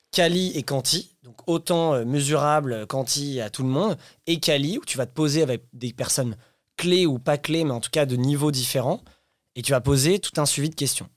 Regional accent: France; also born or lived in Paris; on est français

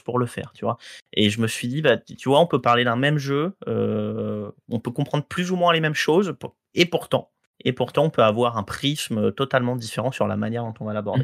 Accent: Guadeloupe; j'ai grandi en Guadeloupe

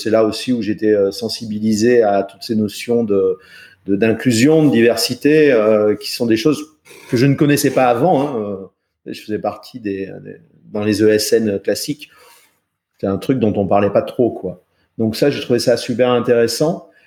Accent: France; un petit français, tu sais comment je parle

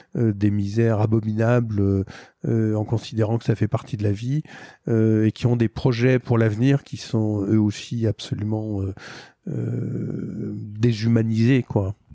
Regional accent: France; moi, en tant que Français

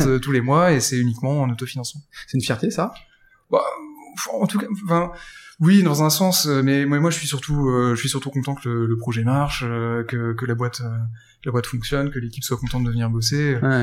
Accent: Lille, Hauts-de-France, France; also born or lived in Paris / Australia; je suis lillois

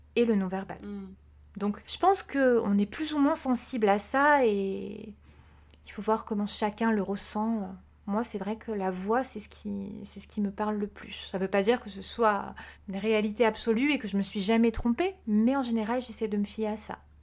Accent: Corsica, France; j'ai grandi en Corse

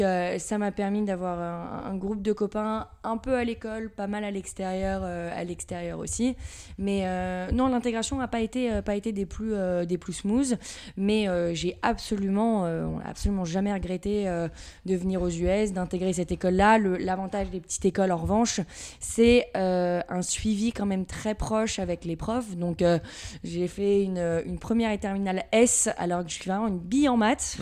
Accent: Levallois-Perret, Île-de-France, France; Donc je viens de Levallois-Perret, donc euh, c'est juste à côté de Paris. Région euh, parisienne.

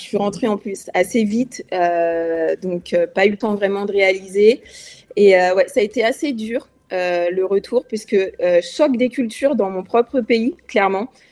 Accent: France; also born or lived in Lyon; en tant que Française

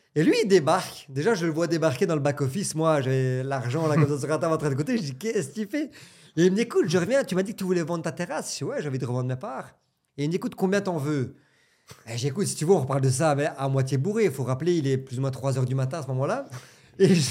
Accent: Belgium; j'ai 35 ans, je viens de Belgique

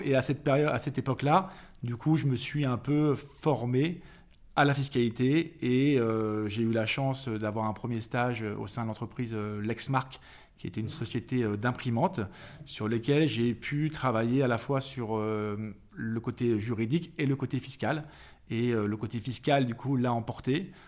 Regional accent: Paris, Île-de-France, France; born or raised there; also born or lived in Vannes, Morbihan, Brittany

